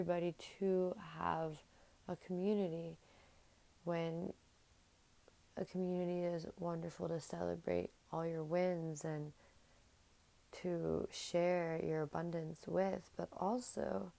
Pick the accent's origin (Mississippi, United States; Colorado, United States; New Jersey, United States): New Jersey, United States; my hometown in the suburbs of New Jersey where I grew up